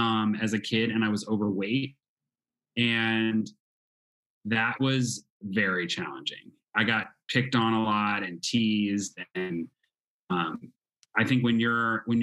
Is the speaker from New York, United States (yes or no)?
no; Clayton, Missouri, United States; I'm originally from St. Louis, Missouri. Actually, a town called Clayton, which is a suburb outside of the city of St. Louis